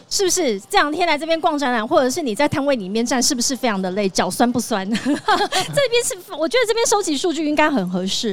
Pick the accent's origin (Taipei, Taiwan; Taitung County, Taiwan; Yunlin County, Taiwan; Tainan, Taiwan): Tainan, Taiwan; moved away; 我是台南人